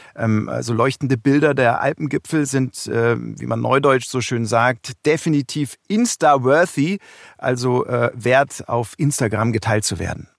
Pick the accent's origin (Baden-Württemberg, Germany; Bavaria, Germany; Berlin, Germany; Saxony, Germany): Bavaria, Germany; around Munich; meiner Heimat rund um München